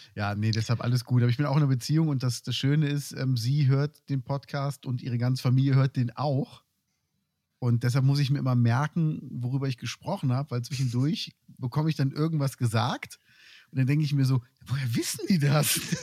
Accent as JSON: {"language": "German", "town": "Cologne", "region": "North Rhine-Westphalia", "country": "Germany", "tie": "born or raised there", "moved": "yes", "said": "ich bin in Köln aufgewachsen"}